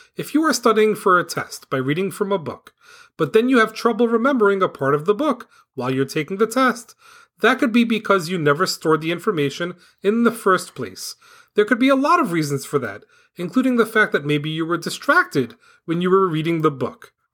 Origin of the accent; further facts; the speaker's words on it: New York City, New York, United States; moved away as an adult; now in New Jersey, United States; I grew up in Staten Island, New York. I lived there until the year two thousand six. Since two thousand six, I've lived in New Jersey